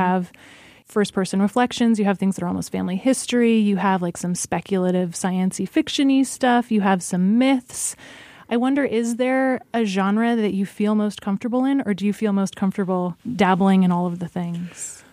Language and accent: English; Alaska, United States; I grew up in Alaska